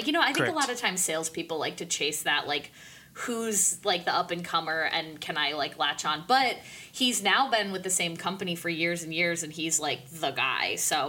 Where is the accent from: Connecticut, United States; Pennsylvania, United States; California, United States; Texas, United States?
Pennsylvania, United States; State College; also born or lived in Pittsburgh / Chicago; But before that, I was in State College, Pennsylvania for kindergarten through third grade. And before that, I was born in Pittsburgh.